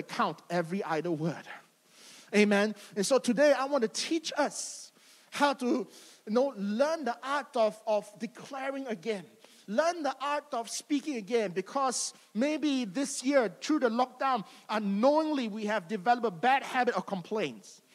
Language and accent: English; Malaysia; growing up in Malaysia